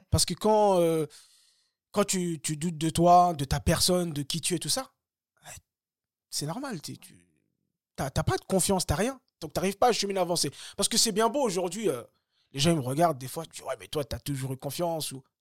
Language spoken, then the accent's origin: French; Bagneux, Île-de-France, France; also born or lived in Le Kremlin-Bicêtre; now in Choisy-le-Roi, France; moi, j'ai grandi à Bagneux. Je viens du 92.